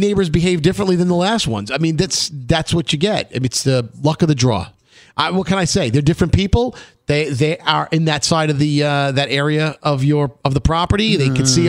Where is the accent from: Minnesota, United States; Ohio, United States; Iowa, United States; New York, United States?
New York, United States; New York City; I'm from Brooklyn.